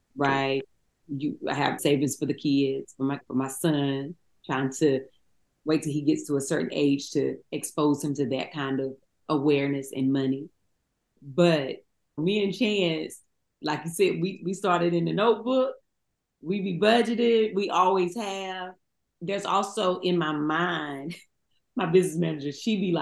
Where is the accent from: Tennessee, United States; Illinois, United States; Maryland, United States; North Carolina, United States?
North Carolina, United States; Eden; moved away; We come from Eden, North Carolina